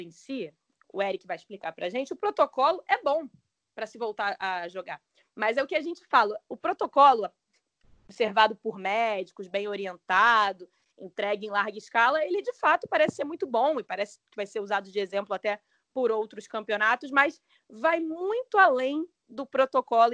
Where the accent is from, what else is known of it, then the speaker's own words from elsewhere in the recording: Rio de Janeiro, Brazil; Eu nasci aqui no Rio de Janeiro